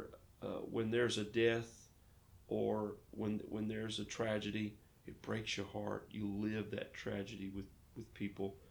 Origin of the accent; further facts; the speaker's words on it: Fayetteville, Arkansas, United States; moved away as an adult; now in Lake Charles, United States; I was born in the Ozark Mountains, just outside of Fayetteville, Arkansas